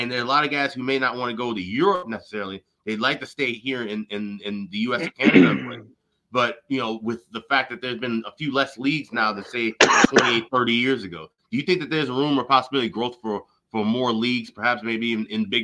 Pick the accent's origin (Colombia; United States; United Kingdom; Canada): United States; Chicago, Illinois; I grew up in Chicago